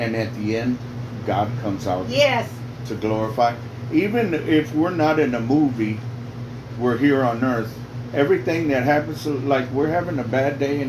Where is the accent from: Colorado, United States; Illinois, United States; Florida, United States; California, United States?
Illinois, United States; Chicago; now in Texas, United States; I do TV and radio around the world internationally. I grew up in Chicago, but then moved over here. I got saved in Chicago.